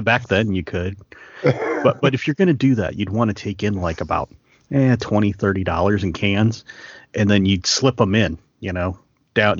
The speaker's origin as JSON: {"language": "English", "region": "Michigan", "country": "United States", "tie": "born or raised there", "moved": "yes", "lives_now": "Indiana, United States", "said": "I grew up in Michigan"}